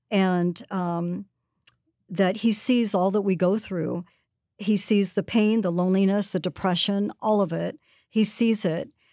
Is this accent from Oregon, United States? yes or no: no; Southern California, United States; I worked at a local taco place where I grew up in Southern California